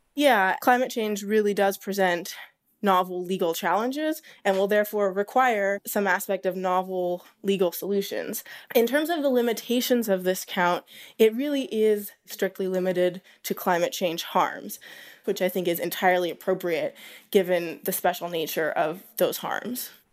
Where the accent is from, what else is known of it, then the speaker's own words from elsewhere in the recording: Southeast Alaska, United States; moved away; I grew up in Southeast Alaska